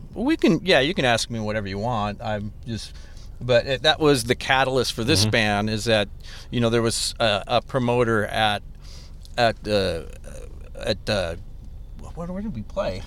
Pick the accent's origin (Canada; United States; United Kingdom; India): United States; Des Plaines, Illinois; I am from the suburbs as well. I'm from Des Plaines